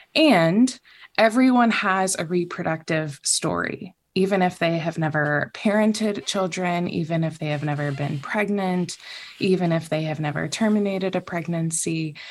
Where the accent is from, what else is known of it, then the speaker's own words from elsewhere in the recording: the South, United States; also born or lived in Philippines; I was raised in the South